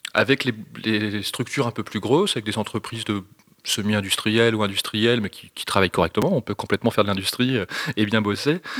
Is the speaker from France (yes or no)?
yes; northern France, France; je viens du nord de la France